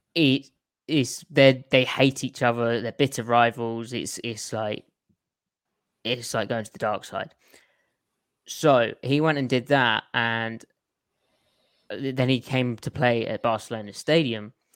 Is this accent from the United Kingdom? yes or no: yes; United Kingdom; being British